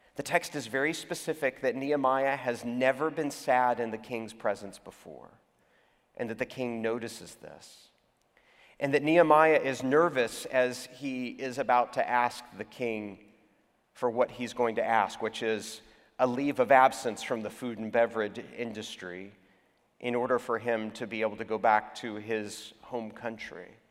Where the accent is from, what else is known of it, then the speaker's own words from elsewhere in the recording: Houston, Texas, United States; now in Atlanta, United States; my hometown, my birth town, is Houston, Texas